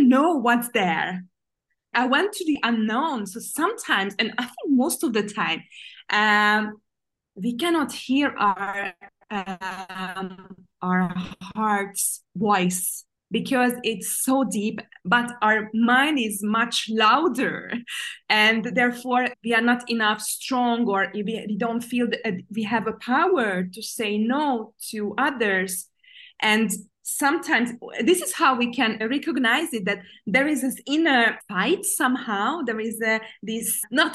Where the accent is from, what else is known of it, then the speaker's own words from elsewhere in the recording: Hungary; now in Budapest, Hungary; I started to look for a job, not in my hometown, in Budapest. And so I moved here